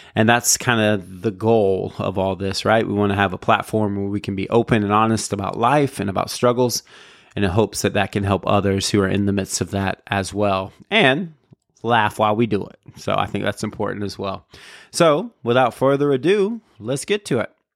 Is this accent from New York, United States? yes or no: no; Jacksonville, Florida, United States; also born or lived in Raleigh, North Carolina; I'm from Jacksonville